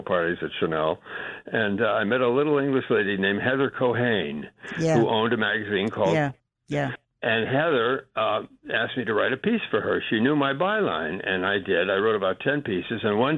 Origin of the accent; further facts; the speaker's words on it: Westfield, Massachusetts, United States; moved away as an adult; now in New York City, United States; when I was about 2 years old, I moved up to a little town in Massachusetts called Westfield, and I grew up in Westfield.